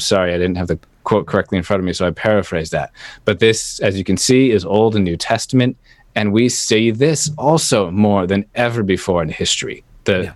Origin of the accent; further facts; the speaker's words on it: United States; as American